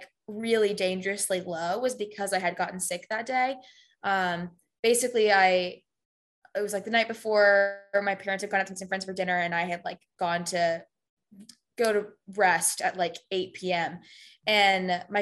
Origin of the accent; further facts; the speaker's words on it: Houston, Texas, United States; moved away as an adult; I'm from Houston